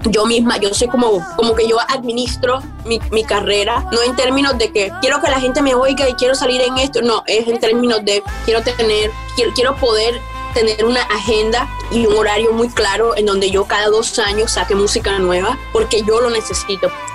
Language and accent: Spanish; La Guajira, Colombia; also born or lived in Atlántico, Colombia; now in Canada; soy del Atlántico eh, y de la Guajira. Ya, me crié mitad y mitad y, eh, eh, entre las dos, como que iba a la escuela en Atlántico, pero me crié en la Guajira